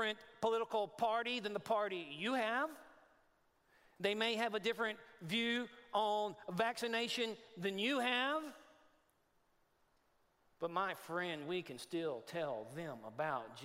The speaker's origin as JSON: {"language": "English", "region": "Texas", "country": "United States", "moved": "yes", "said": "I'm from Texas. A lot of my people"}